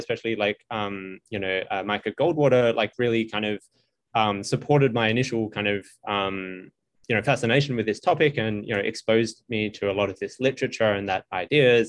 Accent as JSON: {"language": "English", "country": "Australia", "moved": "as an adult", "lives_now": "United States", "said": "I'm from Australia"}